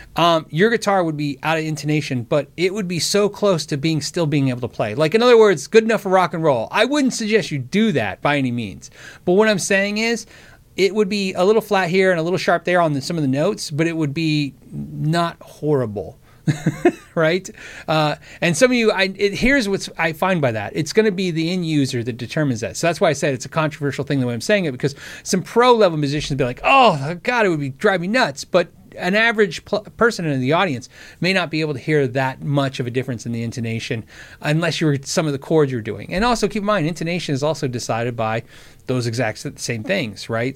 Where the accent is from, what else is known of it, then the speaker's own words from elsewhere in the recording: Tucson, Arizona, United States; I grew up in Tucson, Arizona, Davis Moth Air Force Base